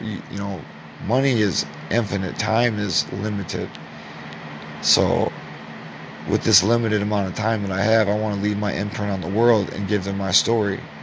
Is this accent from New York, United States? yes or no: no; Clinton, Iowa, United States; I'm from Clinton, Iowa